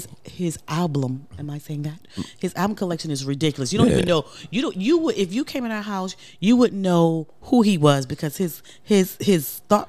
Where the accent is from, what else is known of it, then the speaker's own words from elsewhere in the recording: Brooklyn, New York, United States; I'm straight from Brooklyn. I'm from the hood.